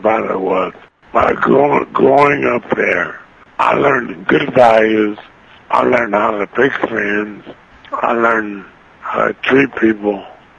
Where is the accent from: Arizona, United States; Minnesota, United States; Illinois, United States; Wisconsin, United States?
Illinois, United States; Jacksonville; now in California, United States; my hometown back in Illinois.